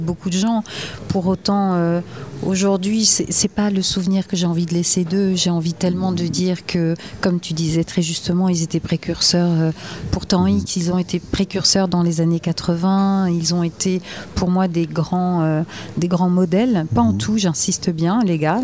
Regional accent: Gers, Occitania, France; also born or lived in Paris / Bordeaux; now in Cap Ferret, France; j'étais très parisienne jusqu'aux oreilles. Mhm. J'ai quitté le Gers

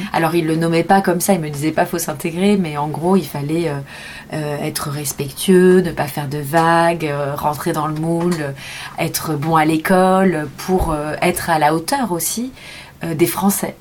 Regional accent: Montreuil, Île-de-France, France; je suis née en banlieue parisienne à Montreuil dans le 93 où je suis restée jusqu'à mes 20 ans

